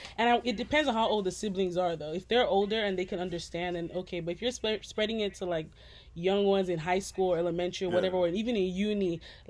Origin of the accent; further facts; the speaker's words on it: United States; No, I'm American